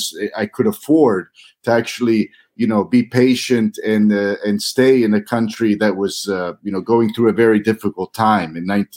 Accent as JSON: {"language": "English", "region": "Missouri", "country": "United States", "accent": "Missouri", "lives_now": "Croatia", "said": "I may have lost my Missouri accent, but I still speak Croatian with a heavy accent from abroad."}